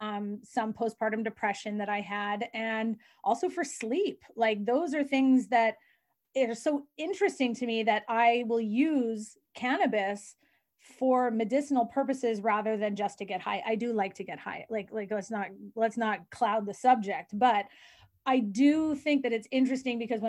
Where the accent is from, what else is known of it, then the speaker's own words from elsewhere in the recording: Vancouver, British Columbia, Canada; I come from the West Coast, Vancouver